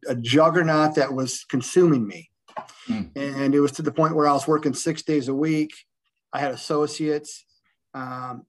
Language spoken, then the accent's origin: English; Michigan, United States; also born or lived in Fenton, Michigan; I ended up going back to my roots, and I worked for a little bit in my hometown, and then I found a great place just south of that in Fenton, Michigan